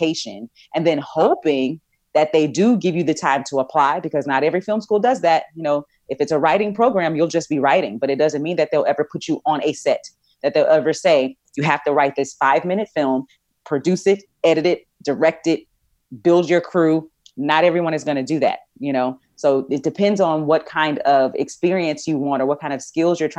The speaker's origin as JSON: {"language": "English", "region": "Texas", "country": "United States", "said": "I'm from Texas"}